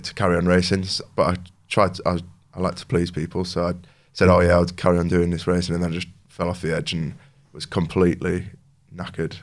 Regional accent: New Mill, Yorkshire and the Humber, United Kingdom; I grew up in New Mill, just outside of Homeforth

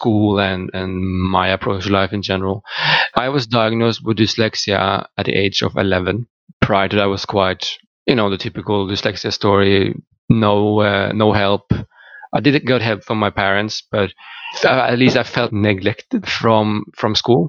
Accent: Norway; first language Norwegian; English is a second language; moved away as an adult; also born or lived in England; I'm from Norway, and I have lived the majority of my life in Norway

